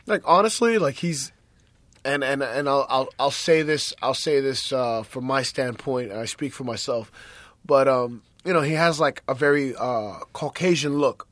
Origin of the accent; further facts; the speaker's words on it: East Coast, United States; born and raised on the East Coast